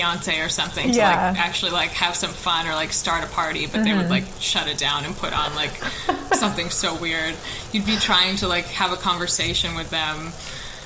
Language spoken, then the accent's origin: English; United States; moved away; I'm from America